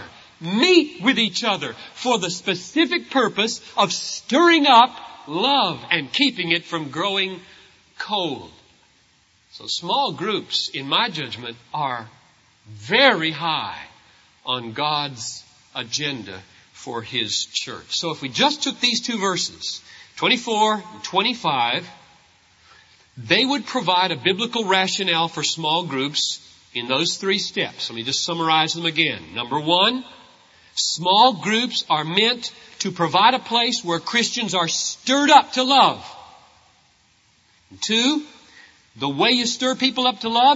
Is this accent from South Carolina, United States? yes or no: yes; South Carolina, United States; I grew up in South Carolina